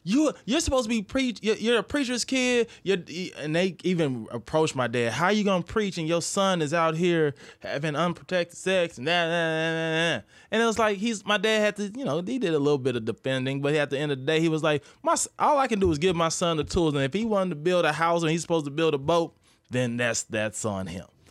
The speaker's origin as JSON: {"language": "English", "region": "Midwest", "country": "United States", "tie": "born or raised there", "moved": "as an adult", "said": "I grew up in the Midwest"}